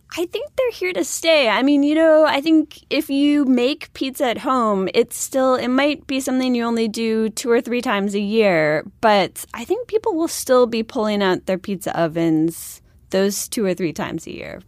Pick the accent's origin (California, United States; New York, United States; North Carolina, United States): New York, United States; Buffalo; I'm from Buffalo